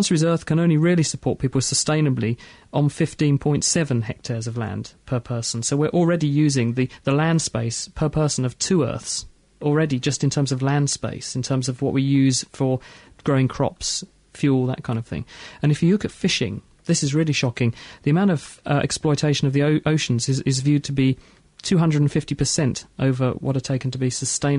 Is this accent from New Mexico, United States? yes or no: no; Minneapolis, Minnesota, United States; And I'm from Minneapolis, Minnesota.